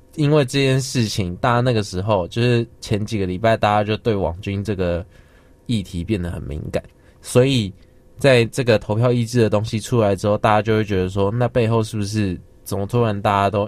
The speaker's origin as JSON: {"language": "Chinese", "country": "Taiwan", "said": "我们，就是台湾人"}